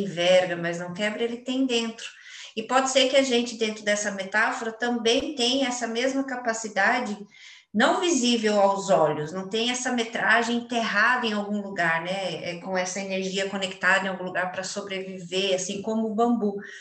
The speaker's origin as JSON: {"language": "Portuguese", "country": "Brazil", "said": "como uma boa brasileira"}